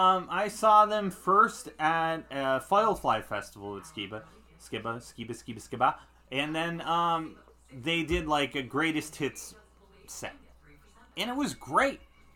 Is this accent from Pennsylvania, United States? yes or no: yes; Scranton, Pennsylvania, United States; Scranton area, Pennsylvania.